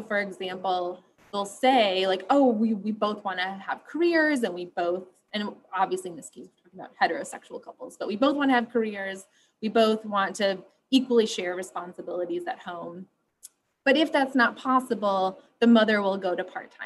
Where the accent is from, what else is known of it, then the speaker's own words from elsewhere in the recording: West Michigan, United States; I grew up in West Michigan, which is a pretty conservative, homogenous area of the country